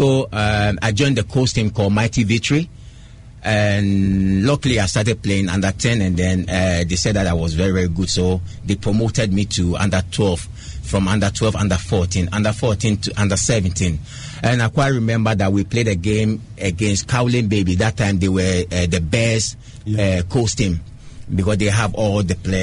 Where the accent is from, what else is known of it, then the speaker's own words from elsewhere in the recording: Chorkor, Greater Accra, Ghana; when I was born in Choco, I'm in a fishing community, grew up in Choco